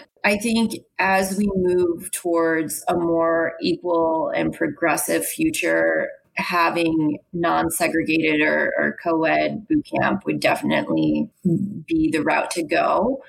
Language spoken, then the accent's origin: English; East Coast, United States; I think growing up on the East Coast and being Irish and Italian, we do a little bit of yelling at one another.